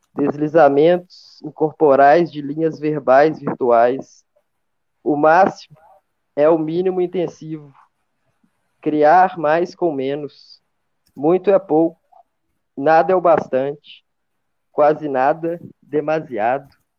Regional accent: Belo Horizonte, Minas Gerais, Brazil; sou de BH, né, faço filosofia na FMG.

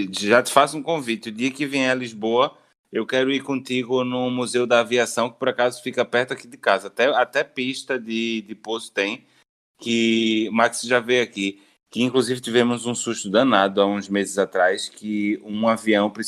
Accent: Recife, Pernambuco, Brazil; eu, eu, eu, sou de Recife, meu filho.

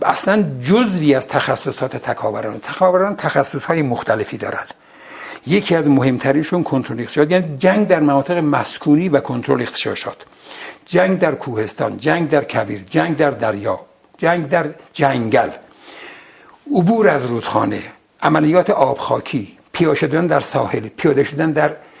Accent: Ardabil, Ardabil Province, Iran; moved away; من بچه اردبیلم

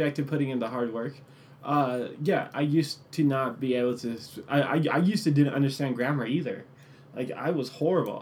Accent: United States; first language English; I was born here in America. Therefore, my native language is English

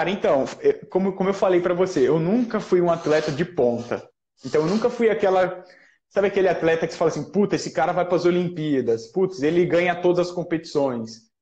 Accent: Jaú, São Paulo, Brazil; É o Bill, ele é de Jaú, foi a minha cidade natal.

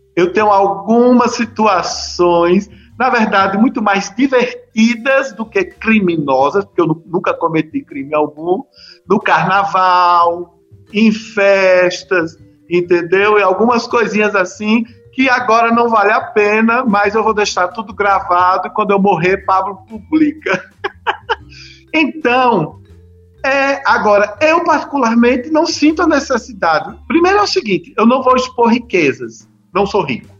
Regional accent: Bahia, Brazil; somos do mesmo estado

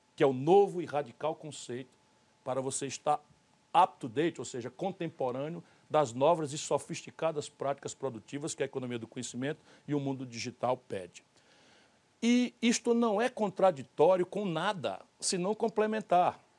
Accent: Northeast Region, Brazil; eu sou nordestino

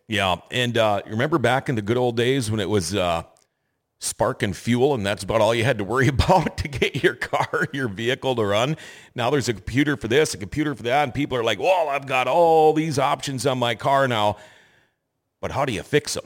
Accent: Thief River Falls, Minnesota, United States; moved away as an adult; also born or lived in California; now in Grand Forks, United States; Couldn't wait to get away from my hometown. I'm from Thief River Falls

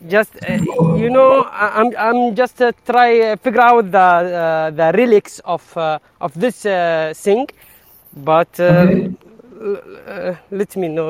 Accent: Saudi Arabia; I'm from Saudi Arabia.

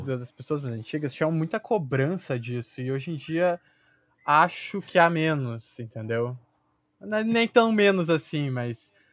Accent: Porto Alegre, Rio Grande do Sul, Brazil; Porto Alegre

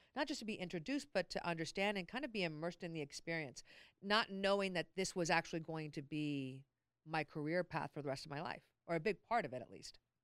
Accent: Long Beach, California, United States; born and raised in Long Beach.

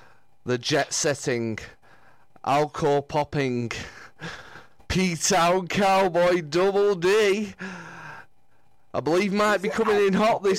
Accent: Lancashire, North West England, United Kingdom; I don't know why I've gone all American here, as I'm from Lancashire.

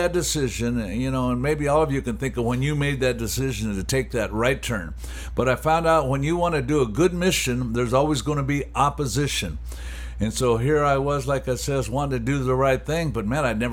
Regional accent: Anaheim, California, United States; I'm a guy born and raised in Animal Heim, California.

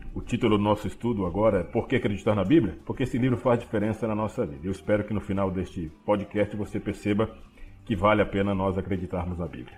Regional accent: Belém, Pará, Brazil; falo para vocês de Belém do Pará, sou paraense, nasci nesta cidade

